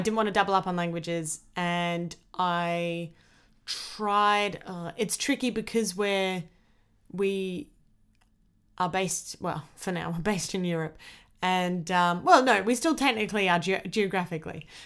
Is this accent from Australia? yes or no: yes; Australia; I was born in Australia